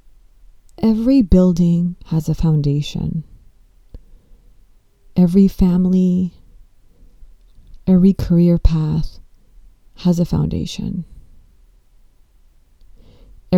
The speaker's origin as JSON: {"language": "English", "town": "Los Angeles", "region": "California", "country": "United States", "tie": "born or raised there", "said": "I grew up in Los Angeles and I was born and brought up here"}